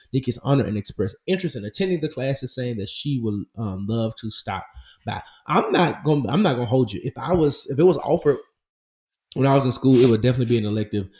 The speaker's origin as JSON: {"language": "English", "town": "Memphis", "region": "Tennessee", "country": "United States", "tie": "born or raised there", "said": "my hometown Memphis"}